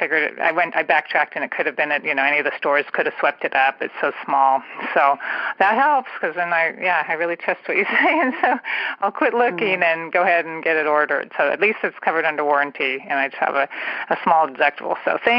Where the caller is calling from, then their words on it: San Francisco Bay Area, California, United States; I'm calling from San Francisco Bay Area